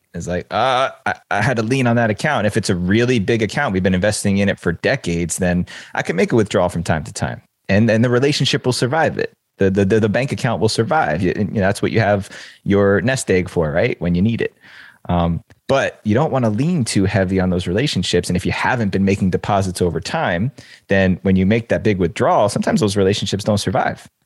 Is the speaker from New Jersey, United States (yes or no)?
yes; New Jersey, United States; I grew up in the New York City suburbs. I grew up in New Jersey. Seven miles is the crow flies from downtown Manhattan